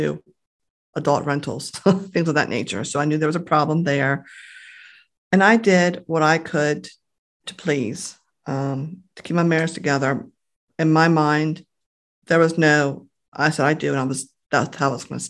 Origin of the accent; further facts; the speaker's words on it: Grasonville, Maryland, United States; I grew up in Graysonville, I guess probably about a half hour or so from here